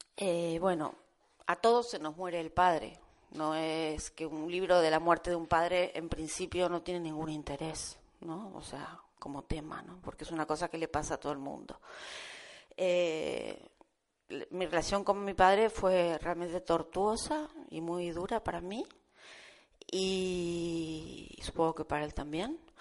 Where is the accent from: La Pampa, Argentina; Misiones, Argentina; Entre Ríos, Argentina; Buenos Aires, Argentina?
Buenos Aires, Argentina; now in Almería, Spain; Yo vine hace 30 años de Buenos Aires a vivir aquí